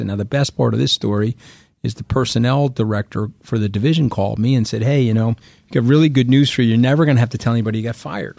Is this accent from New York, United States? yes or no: yes; Long Island, New York, United States; I grew up on Long Island.